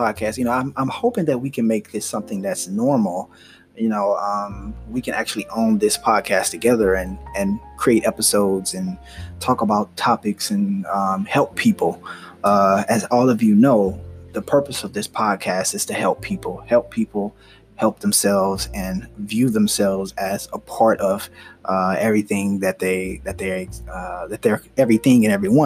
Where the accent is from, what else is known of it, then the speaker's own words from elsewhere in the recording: United States; I am Black American